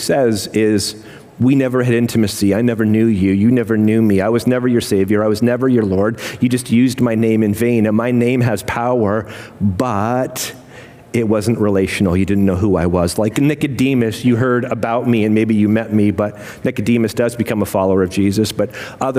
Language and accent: English; United Kingdom; I'm British